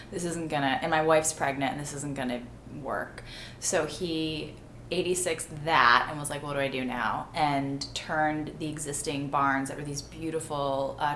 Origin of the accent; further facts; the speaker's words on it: the Berkshires, Massachusetts, United States; Berkshires in Massachusetts, uh, very quaint little town. I was the first child born in that village without stoplights in 30 years.